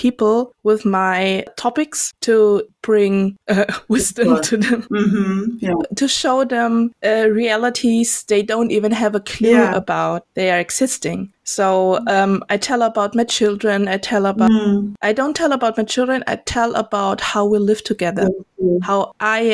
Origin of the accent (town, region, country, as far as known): Germany; also born or lived in Indonesia / Denkendorf, Germany